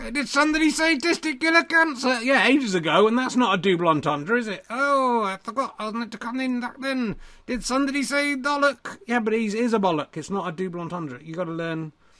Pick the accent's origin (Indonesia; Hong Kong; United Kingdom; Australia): United Kingdom; Yorkshire and the Humber; born there; So it's not a comment on Yorkshire people being grunty, evil testicles. It's the fact that I was born in Yorkshire.